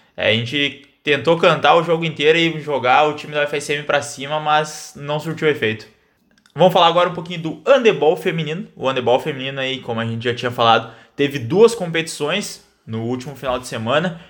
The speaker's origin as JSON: {"language": "Portuguese", "town": "Santa Maria", "region": "Rio Grande do Sul", "country": "Brazil", "tie": "born or raised there", "said": "sou natural aqui de Santa Maria"}